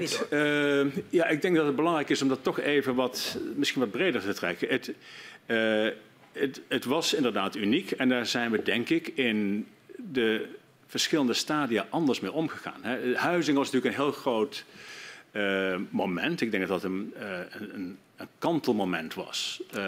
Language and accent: Dutch; Netherlands; moved away as an adult; zeker ook als Nederlander